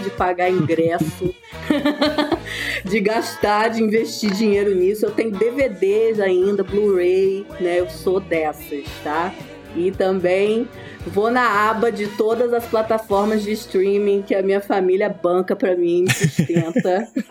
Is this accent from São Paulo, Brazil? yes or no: no; Campos dos Goytacazes, Rio de Janeiro, Brazil; now in Curitiba, Brazil; Eu sou nascida em Campos dos Goitacazes, né? Conterrânea aí de alguns aqui deste podcast